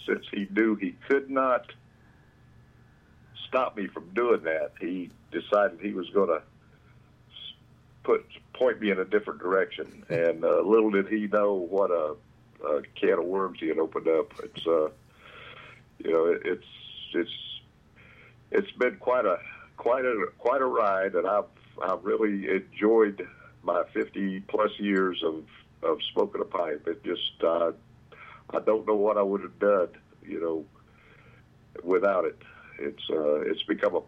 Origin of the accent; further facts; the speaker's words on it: northeastern Tennessee, United States; I grew up in northeastern Tennessee, up in the quarter where Virginia, North Carolina, and Tennessee all